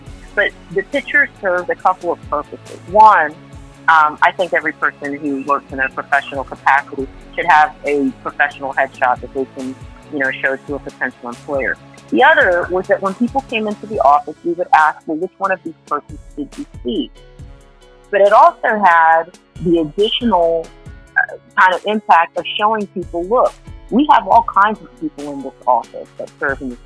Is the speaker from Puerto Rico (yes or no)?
yes; Puerto Rico; I was born on the island of Puerto Rico in San Dulce